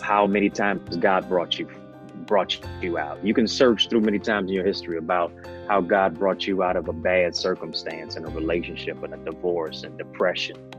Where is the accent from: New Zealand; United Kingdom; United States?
United States; Detroit, Michigan; also born or lived in Kingston, Jamaica; I'm from Detroit. My hometown is Motown